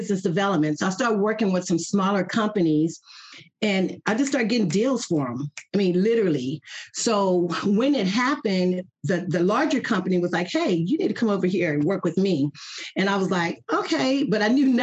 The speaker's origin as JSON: {"language": "English", "town": "Athens", "region": "Texas", "country": "United States", "lives_now": "Mansfield, United States", "said": "I am from East Texas, a little town called Athens, Texas"}